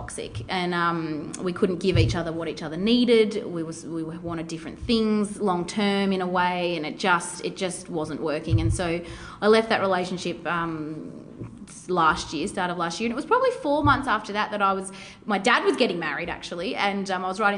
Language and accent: English; Melbourne, Victoria, Australia; We're both from Melbourne